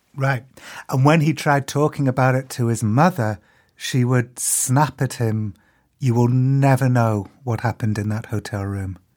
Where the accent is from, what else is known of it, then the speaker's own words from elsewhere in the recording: United Kingdom; I'm as British as they get